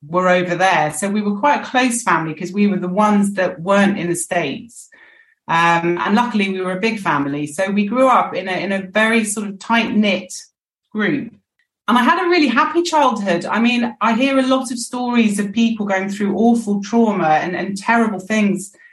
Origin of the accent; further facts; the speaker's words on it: London, United Kingdom; also born or lived in Bishop's Stortford / New York / Rome; I was born in Bishop Stortford and then moved on to Battersea pretty quickly